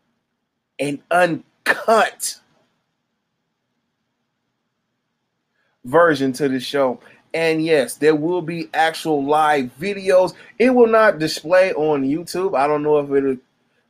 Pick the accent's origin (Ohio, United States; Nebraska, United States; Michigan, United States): Michigan, United States; I'm from Michigan